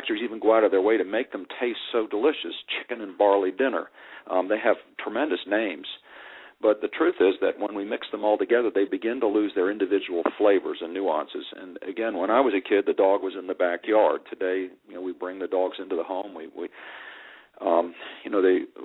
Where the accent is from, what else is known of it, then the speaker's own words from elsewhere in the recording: Virginia, United States; When I was a little boy growing up in Virginia